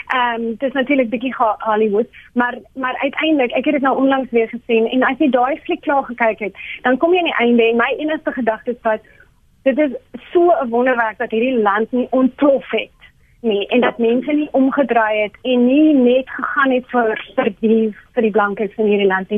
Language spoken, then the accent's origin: Afrikaans; South Africa; Ek is ook 'n Afrikaner. Ehm um, en maar ek is ook 'n Suid-Afrikaner.